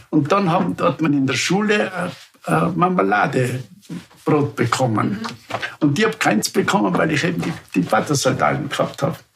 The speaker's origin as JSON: {"language": "German", "region": "Upper Austria", "country": "Austria"}